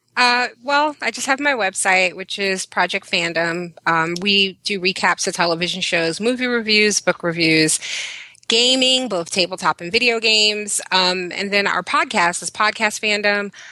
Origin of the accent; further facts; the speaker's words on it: New York City, New York, United States; I'm from Brooklyn, New York.